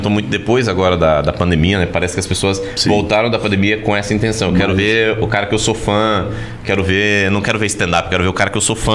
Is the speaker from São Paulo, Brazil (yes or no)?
no; Goiânia, Goiás, Brazil; Eu sou de Goiânia.